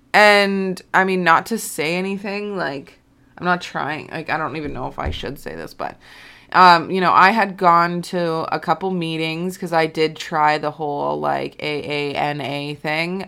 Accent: Alberta, Canada; moved away as an adult; also born or lived in Kelowna, British Columbia; when I moved away from my hometown, like, I'm, I'm not, like, from a town, I guess I'm from a city. Um, but I'm, you know, I'm from, like, Alberta

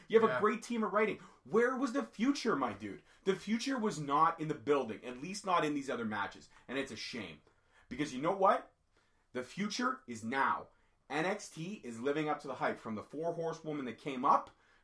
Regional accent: Canada; I'm Canadian

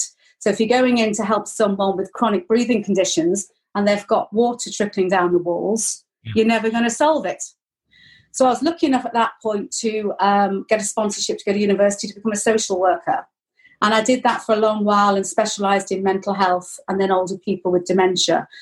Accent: Chester, North West England, United Kingdom; moved away as an adult; also born or lived in Lichfield; now in Wrexham, United Kingdom; I came from Chester, which was a garrison town.

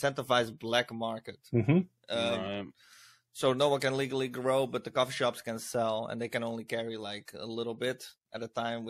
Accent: Rotterdam, South Holland, Netherlands; I'm from the Netherlands, Rotterdam.

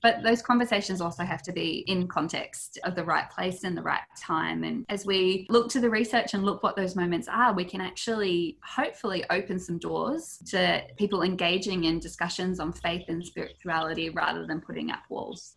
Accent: New Zealand; now in Australia; I'm a Kiwi girl originally, and I moved over here

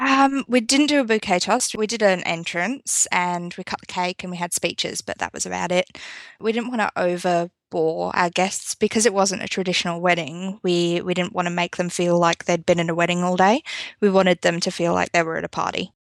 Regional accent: United Kingdom; now in South Australia, Australia; I'm actually originally from the U K. I'm not from Australia

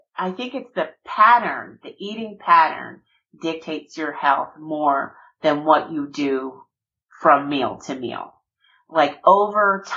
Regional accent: South Georgia, United States; I'm born and raised, you know, I'm from Georgia, from South Georgia.

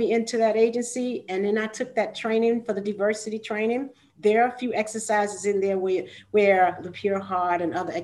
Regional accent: North Carolina, United States; moved away as an adult; also born or lived in Durham, North Carolina / New York; born and raised in the South.

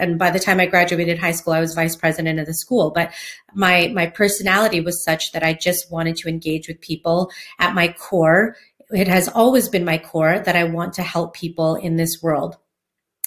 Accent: Hawaiian community, United States; I grew up in the Hawaiian community, growing up dancing hula, outrigger canoe paddling.

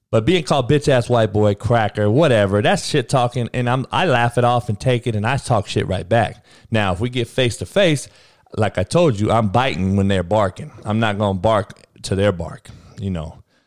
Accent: Compton, California, United States; I was the only white boy growing up in Compton during the eighties and nineties

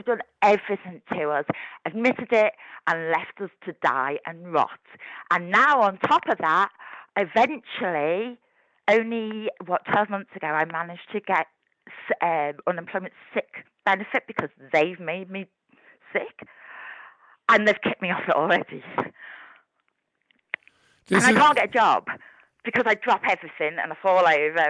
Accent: Liverpool, North West England, United Kingdom; now in Ormskirk, United Kingdom; I'm from Liverpool, but I'm in Ormskirk. I live in Ormskirk now, West Lancs.

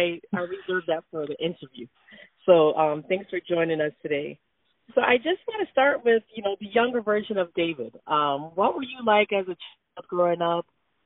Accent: Jamaica; First of all, I'm from Jamaica

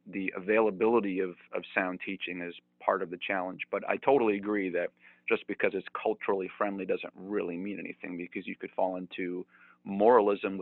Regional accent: Gilmanton, New Hampshire, United States; Isaac Smith was the first pastor of my hometown, so right here in Gilmanton

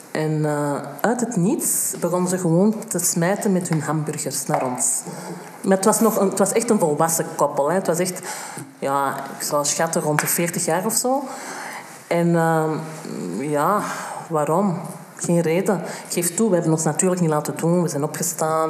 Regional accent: Antwerp, Flanders, Belgium; Ik ben in Antwerpen geboren en getogen.

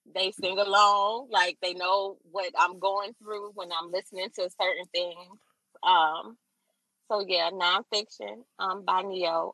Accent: Chicago, Illinois, United States; I'm from Chicago

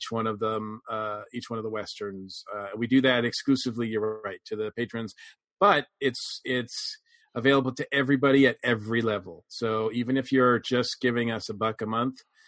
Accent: Massachusetts, United States; growing up in Massachusetts

